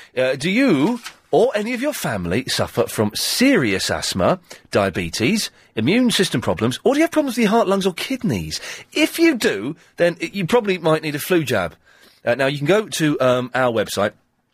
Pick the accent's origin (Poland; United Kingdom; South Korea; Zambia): United Kingdom; London; It's a lot of fun being a Cockney, but it's more fun watching Cockneys.